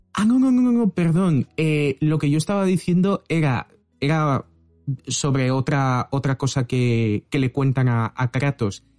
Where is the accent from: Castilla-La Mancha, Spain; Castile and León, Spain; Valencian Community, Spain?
Valencian Community, Spain; Valencia; yo soy de Valencia